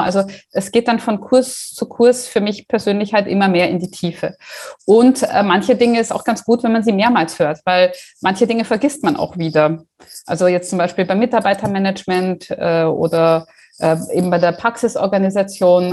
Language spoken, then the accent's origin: German; Germany; moved away as an adult; now in Austria; ich bin gebürtige Deutsche, habe mich aber in Österreich niedergelassen